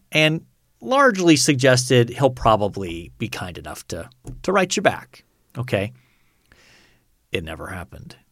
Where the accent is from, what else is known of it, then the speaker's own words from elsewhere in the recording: United States; all of us as American professors